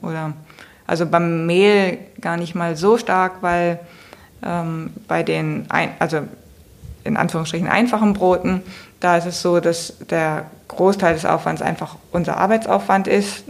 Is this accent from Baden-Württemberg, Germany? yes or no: no; Hamburg, Germany; für mich als Hamburgerin